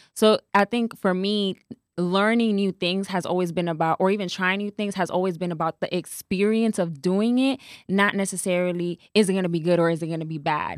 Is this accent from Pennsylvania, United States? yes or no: no; New York City, New York, United States; moved away as an adult; also born or lived in Atlanta; now in Dallas, United States; I was born and raised in the Bronx